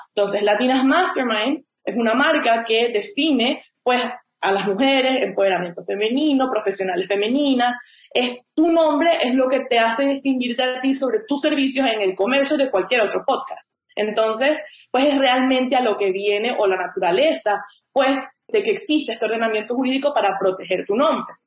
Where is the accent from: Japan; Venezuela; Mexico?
Venezuela; moved away as an adult; also born or lived in Chicago, United States; now in United States; Yo soy un abogado venezolano este, me gradué de la Universidad Católica Andrés Bello